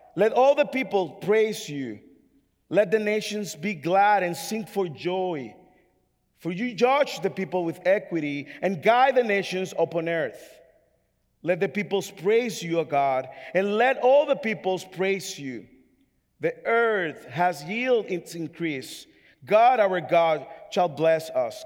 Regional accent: Dominican Republic; English is a second language; now in United States; I'm from the Dominican Republic

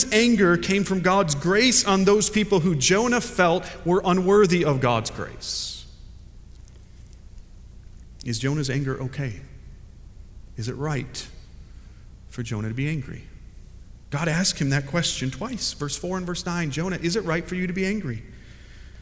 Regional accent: United States; now in Fuquay-Varina, United States; I'm an American

